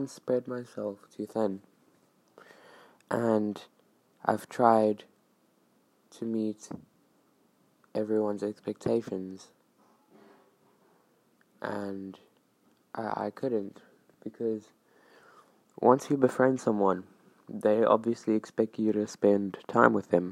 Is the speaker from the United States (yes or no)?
no; South Africa; I'm from South Africa